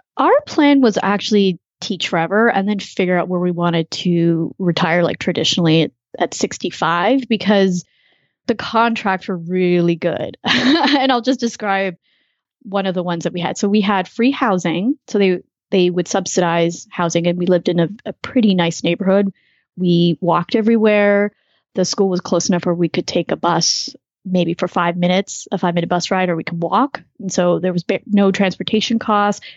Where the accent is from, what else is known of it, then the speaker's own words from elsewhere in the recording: Canada; moved away as an adult; now in United States; I'm actually a Canadian living in the US, lived in a bunch of different countries